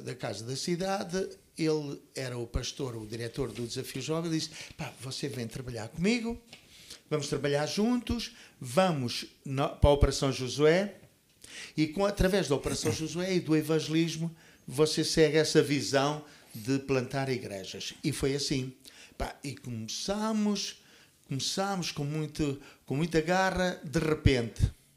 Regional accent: Portugal; moved away; also born or lived in Toronto, Canada; Eu vim do Canadá para Portugal com um sentimento de de amor muito grande pelo meu país, que eu sempre amei

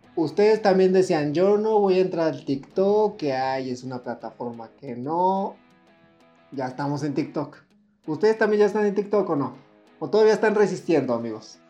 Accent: Mexico; nosotros somos mexicanos

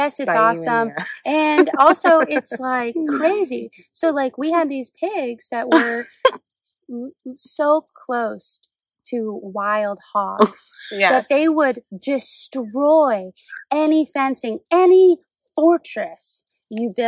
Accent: Maine, United States; I grew up in Maine

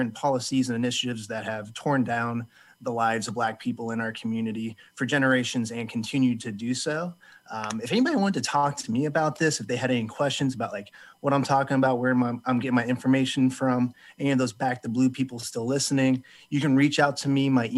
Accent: Champaign, Illinois, United States; from Champaign.

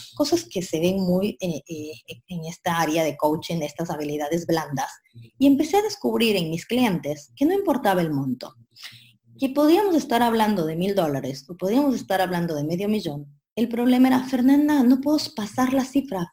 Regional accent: Ecuador; moved away as an adult; now in Argentina; yo soy de Ecuador, vivo en Argentina hace 10 años ya

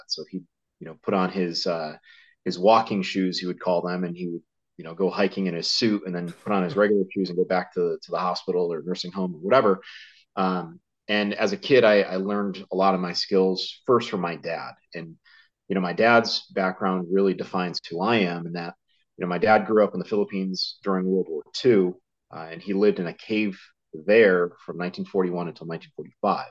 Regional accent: Connecticut, United States; I grew up in Connecticut, uh, in the states

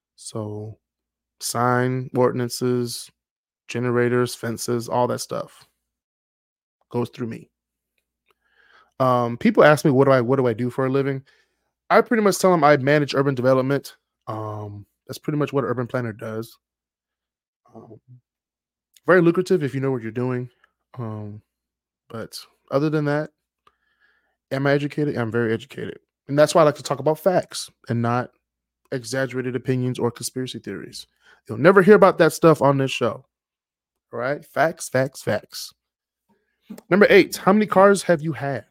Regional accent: Detroit, Michigan, United States; I'm from Detroit

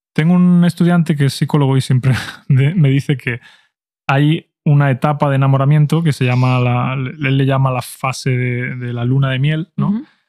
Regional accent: Spain; mi opinión como español

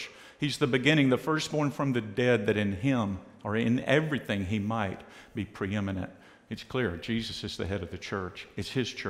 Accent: United States; I've grown up in the United States

